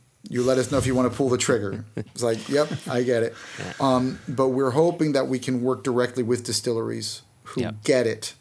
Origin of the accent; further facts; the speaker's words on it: United States; accent: American; now in United Kingdom; my American accent